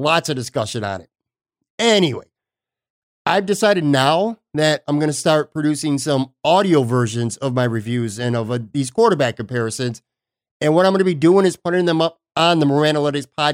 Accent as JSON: {"language": "English", "town": "Buffalo", "region": "New York", "country": "United States", "tie": "born or raised there", "moved": "as an adult", "lives_now": "Florida, United States", "said": "my hometown of Buffalo, New York"}